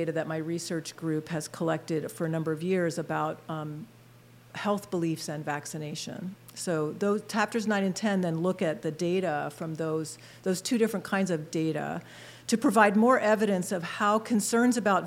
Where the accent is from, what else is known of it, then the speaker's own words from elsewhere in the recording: outside of Philadelphia, Pennsylvania, United States; moved away as an adult; also born or lived in Blacksburg, Virginia; now in Harrisburg, United States; I grew up in Pennsylvania, outside of Philadelphia